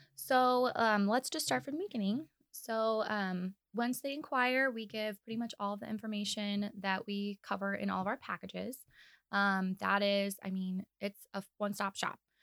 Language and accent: English; Kansas City, United States; moved away as an adult; now in Omaha, United States; I'm actually from Kansas City, so def, I'm still new in my mind to Omaha. I've only been here for about two years.